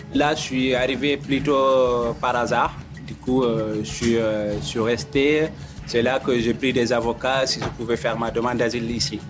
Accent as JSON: {"language": "French", "country": "Mauritania", "also_born_or_lived": "Mali / Senegal", "moved": "yes", "lives_now": "France", "said": "je viens de, la Mauritanie"}